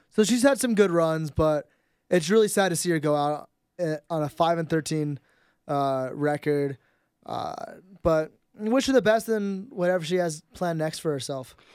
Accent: San Jose, California, United States; growing up in San Jose

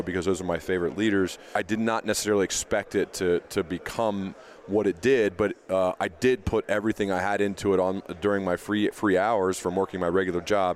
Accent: Centerville, Ohio, United States; we grew up in Centerville, Ohio

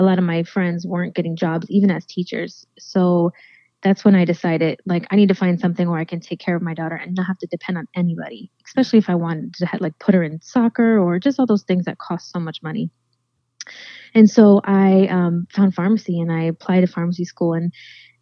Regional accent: Florida, United States; I was raised right here in Florida by my dad with my sister growing up. We've lived here pretty much most our lives.

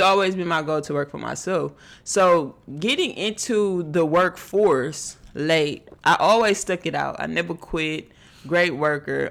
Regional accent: Houston, Texas, United States; I'm from Houston

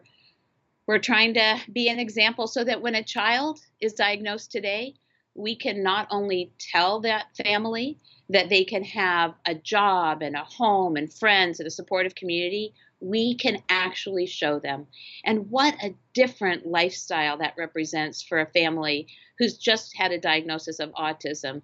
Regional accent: Phoenix, Arizona, United States; Phoenix is unique. It's my hometown

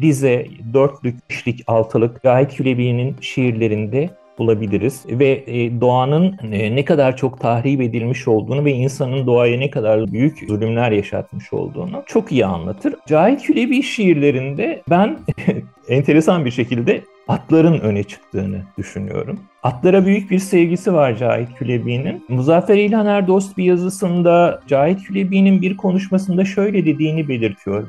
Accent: Istanbul, Turkey; also born or lived in Yeşilce, Ordu; işte Ordu ilinde Yeşilce isimli gerçekten adı gibi yeşil bir köyde doğdum. Sonra 7 yaşında İstanbul'a taşındığımızda Kartal'da Soğanlık diye bir semtinde oturdum

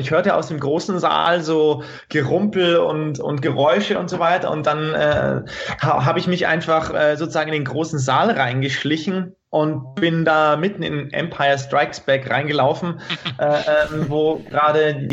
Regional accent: Prien am Chiemsee, Bavaria, Germany; Also da in, in Prinam-Chiemsee, wo ich, wo ich herkomme, da, da gibt's immer noch eine kleine Videothek

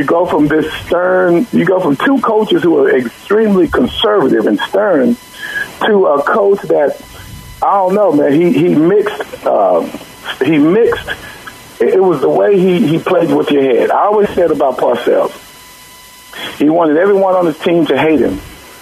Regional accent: Dallas, Texas, United States; being a black kid, you know, growing up in Dallas

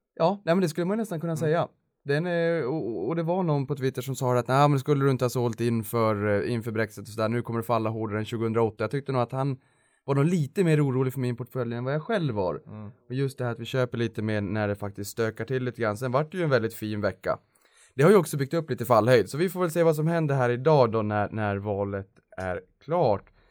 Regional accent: Boden, Norrbotten County, Sweden; moved away; also born or lived in Stockholm; jag faktiskt bodde i, i Boden i mm. Norrbotten mm. där jag kommer från från första början

